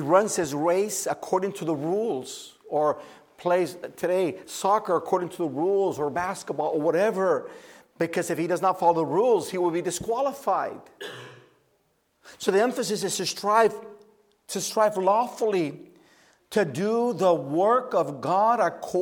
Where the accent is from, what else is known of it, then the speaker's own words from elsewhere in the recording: Oakland, California, United States; I grew up in the Oakland Bay area